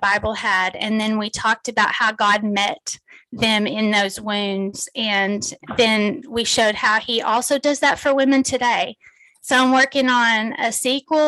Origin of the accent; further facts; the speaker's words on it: Texas, United States; If you can't tell from my accent, I'm from Texas. I was born and raised in Texas, and I live here with my husband, Kerry.